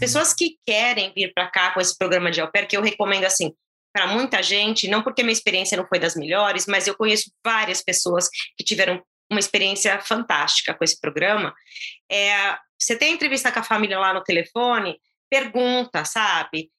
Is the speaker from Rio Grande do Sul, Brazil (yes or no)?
no; São Caetano do Sul, São Paulo, Brazil; moved away as an adult; now in United States; Eu nasci na capital de São Paulo, mas eu, eu cresci, na verdade, em São Caetano do Sul.